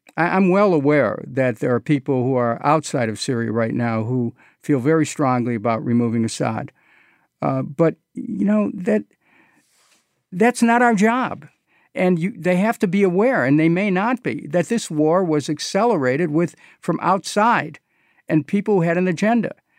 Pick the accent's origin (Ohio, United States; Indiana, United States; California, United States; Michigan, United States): Ohio, United States; Cleveland; when I was a kid growing up in Cleveland